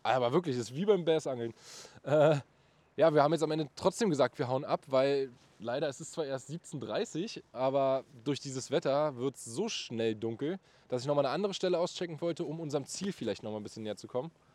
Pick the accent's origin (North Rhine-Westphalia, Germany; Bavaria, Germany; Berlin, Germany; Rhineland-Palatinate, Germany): Berlin, Germany; also born or lived in Bernau; geboren bin ich in Berlin und ich wohne auch in Berlin